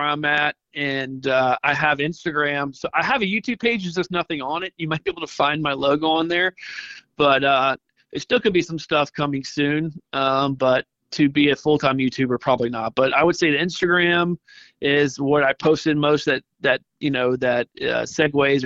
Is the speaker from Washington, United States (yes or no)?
no; Mobile, Alabama, United States; now in Santa Rosa Beach, United States; Growing up in Mobile, Dolphin Island, everybody was surf fishing